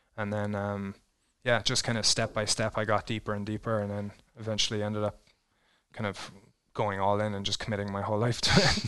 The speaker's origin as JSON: {"language": "English", "country": "Ireland", "tie": "born or raised there", "also_born_or_lived": "New Zealand", "moved": "as an adult", "lives_now": "Twin Falls, United States", "said": "growing up in Ireland"}